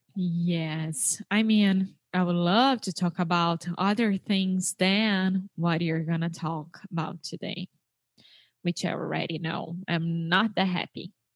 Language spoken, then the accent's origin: English; Brazil; English is a second language; I am from Brazil